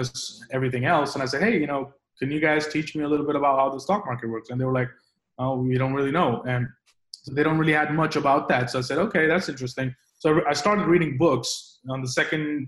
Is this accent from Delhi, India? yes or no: yes; Delhi, India; moved away as an adult; also born or lived in London, United Kingdom; now in New York, United States; I grew up in India. I grew up in Delhi, the capital of India. So I was there until I was 18